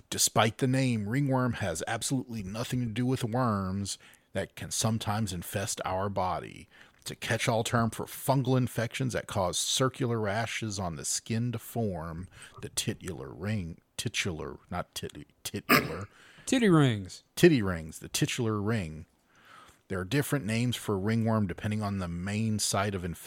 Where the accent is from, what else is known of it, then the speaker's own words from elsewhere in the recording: Louisiana, United States; also born or lived in central Mississippi; now in Mississippi, United States; I come from Louisiana where nobody has basements